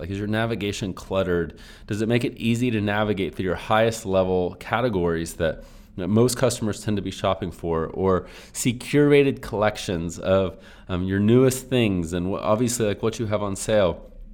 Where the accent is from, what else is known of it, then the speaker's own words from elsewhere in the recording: Texas, United States; I normally say you guys, but lately I've been saying y'all. I'm from Texas